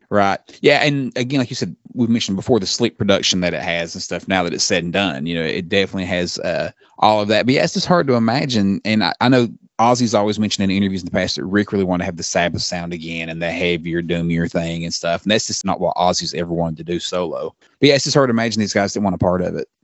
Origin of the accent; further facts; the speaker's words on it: Australia; as an Aussie fan